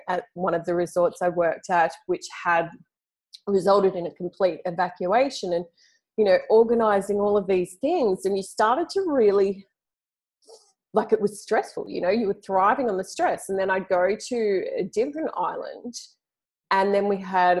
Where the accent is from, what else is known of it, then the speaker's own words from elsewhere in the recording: Sydney, New South Wales, Australia; accent: Aussie; moved away as an adult; I grew up in Sydney. So I grew up in a major capital city in Australia